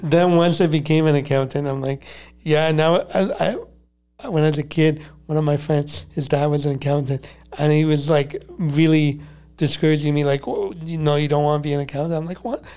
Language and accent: English; Montreal, Quebec, Canada; growing up in Montreal. I'm a diehard Canadian